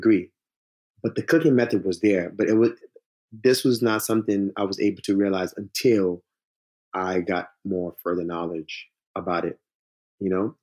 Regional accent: United States; also born or lived in Senegal; now in New Orleans, United States; I grew up in the States

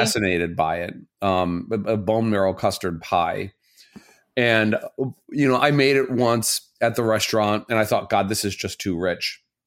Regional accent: Southern Indiana, United States; also born or lived in Illinois; I'm from Southern Indiana.

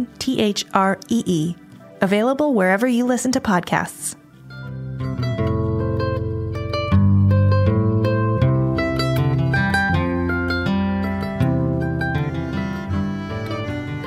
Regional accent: Hudson Valley, New York, United States; I grew up in the Hudson Valley

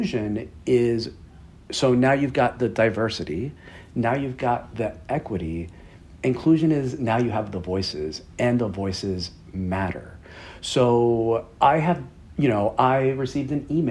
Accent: New York City, New York, United States; I'm proudly from Queens, New York, which is a remarkably diverse area

